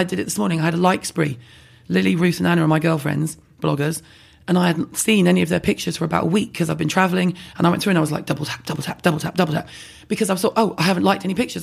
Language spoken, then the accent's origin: English; London, United Kingdom; I'm from London